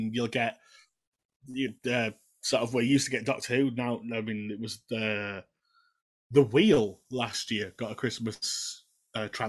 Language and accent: English; Keighley, Yorkshire and the Humber, United Kingdom; I'm from Keighley.